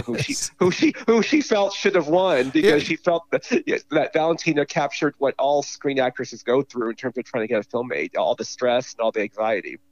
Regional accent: California, United States; accent: California; my California accent

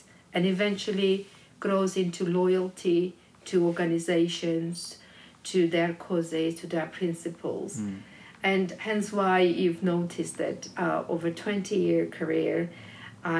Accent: Georgia; when I was growing up in Georgia

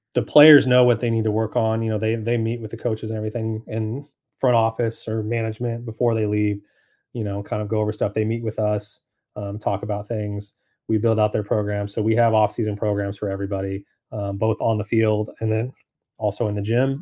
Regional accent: Sacramento, California, United States; moved away as an adult; also born or lived in San Diego / Beverly Hills / Reno / Minnesota; now in Charlotte, United States; I'm actually from Sacramento, California.

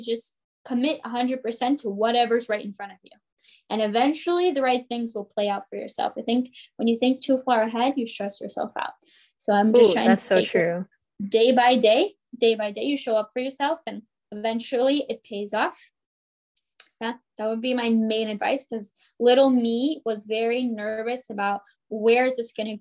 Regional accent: San Jose, California, United States; moved away as an adult; now in New Jersey, United States; growing up in Bay Area, California

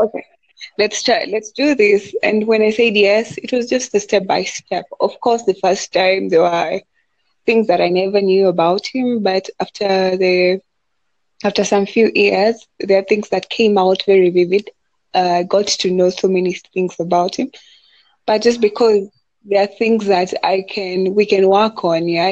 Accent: Kenya; I'm from Kenya.

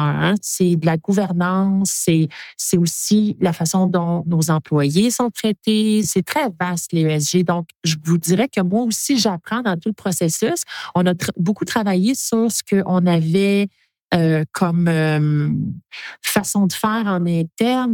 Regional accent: Quebec, Canada; je suis une Québécoise

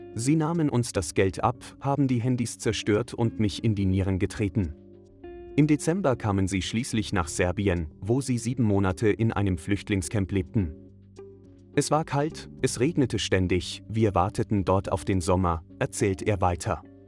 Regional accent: Austria; als Österreicherin

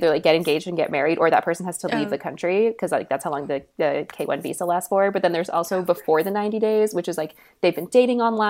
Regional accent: San Diego, California, United States; I'm from San Diego

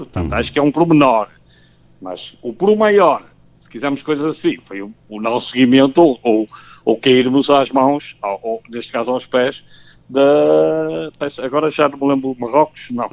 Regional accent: Porto, Norte, Portugal; como tripeiro gosto muito de tripas à moda do Porto

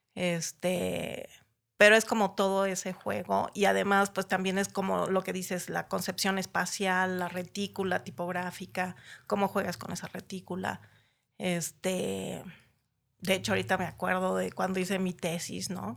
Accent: Naucalpan, State of Mexico, Mexico; also born or lived in Tapachula, Chiapas; nací en Tapachula, Chiapas, en 1963. este, y llegué a México en 1970, a Ciudad Satélite

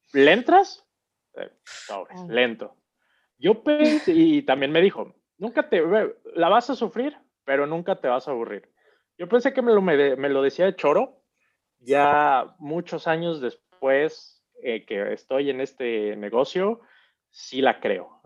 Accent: Mexico City, Mexico; accent: chilango slang with a half northern accent; moved away as an adult; also born or lived in Querétaro / Monterrey / Tampico / Toulouse; now in Bahrain; yo crecí tal cual en la Ciudad de México, toda, prácticamente toda mi vida

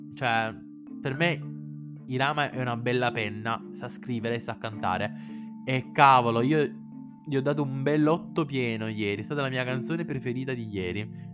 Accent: Sicily, Italy; sono siciliano

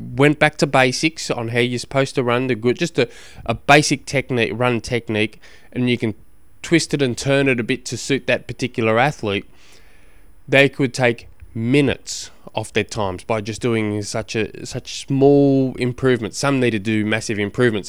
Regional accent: Launceston, Tasmania, Australia; I come from Tasmania

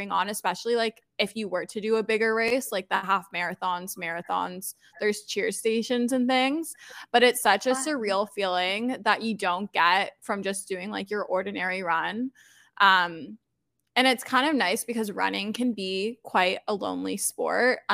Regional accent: Toronto, Ontario, Canada; I'm born and raised in Toronto, Canada.

